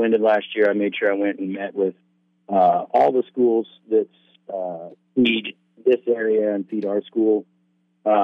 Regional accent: Redding, California, United States; moved away as an adult; now in Oregon, United States; I'm from Northern California, Redding

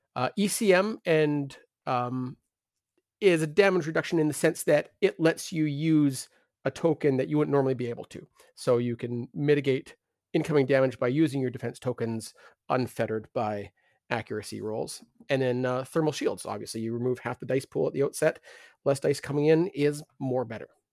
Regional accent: Canada

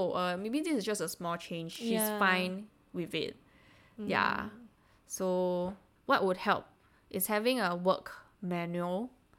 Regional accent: Singapore; as Singaporeans, we take things a bit personally

